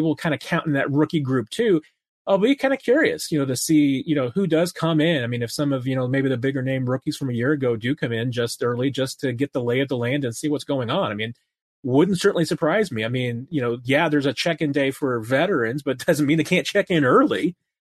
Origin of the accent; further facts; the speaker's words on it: Springfield, Missouri, United States; my hometown of Springfield